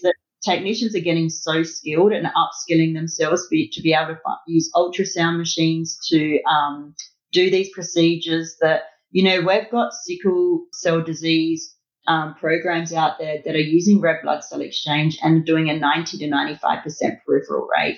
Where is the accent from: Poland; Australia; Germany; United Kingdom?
Australia; I'm Australian, I talk mils.